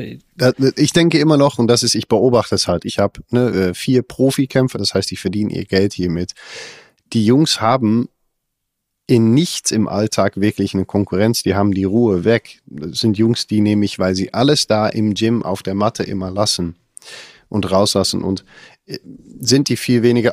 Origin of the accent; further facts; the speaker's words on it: Netherlands; ich kenne das als Holländer gar nicht